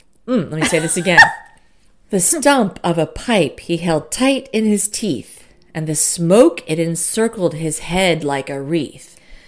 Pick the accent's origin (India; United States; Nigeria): United States; California; when I was growing up in California